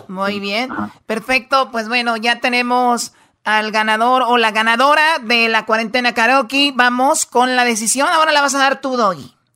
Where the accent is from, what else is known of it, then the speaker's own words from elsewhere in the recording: Mexico; somos mexicanos